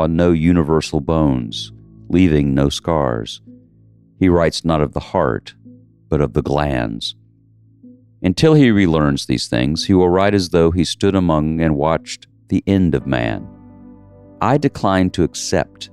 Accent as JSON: {"language": "English", "area": "the South", "region": "Southern United States", "country": "United States", "said": "I'm a Southerner"}